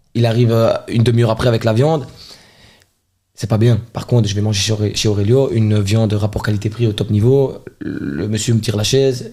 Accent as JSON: {"language": "French", "town": "Charleroi", "region": "Wallonia", "country": "Belgium", "tie": "born or raised there", "said": "je suis un enfant de Charleroi"}